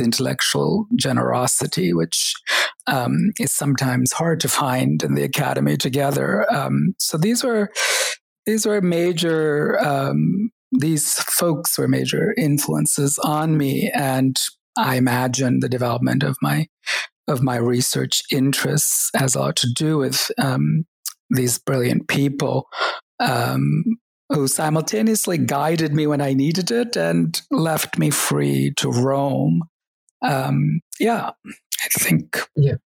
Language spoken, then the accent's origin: English; Oklahoma, United States; also born or lived in Kerala, India / upstate New York / Texas; we ended up growing up in the US uh, between upstate New York for a year and um, Texas and Oklahoma um, for um, many years. Um, so, finished high school in Oklahoma